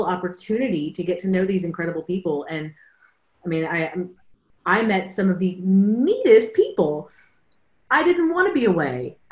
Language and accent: English; United States; I'm from the States